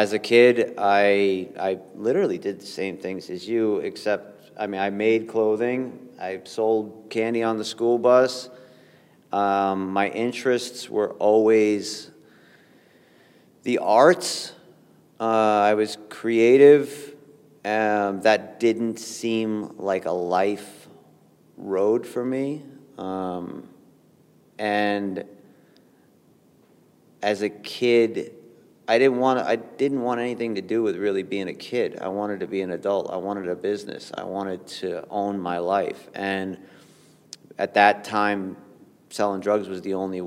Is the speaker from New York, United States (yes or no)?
yes; New York, United States; I grew up in New York